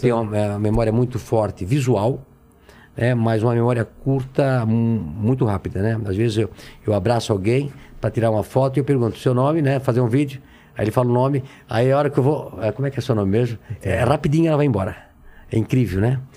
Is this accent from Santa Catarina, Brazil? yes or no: yes; Brusque, Santa Catarina, Brazil; nasci em Brusque, Santa Catarina, é, numa, num bairro, uma casa de madeira